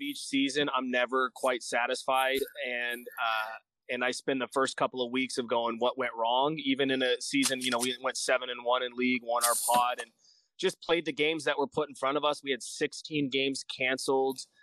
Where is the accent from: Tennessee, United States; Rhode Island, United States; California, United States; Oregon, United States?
California, United States; Bakersfield; also born or lived in Bass Lake, California / Sacramento, California / Fresno, California; I was born and raised in Bakersfield until seventh grade. And then I moved to uh, Bass Lake, which is just north of Fresno